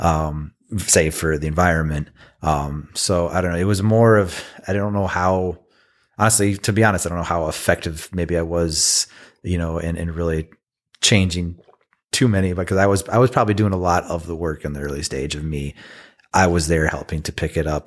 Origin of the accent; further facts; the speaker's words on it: Michigan, United States; I'm from Michigan, born and bred.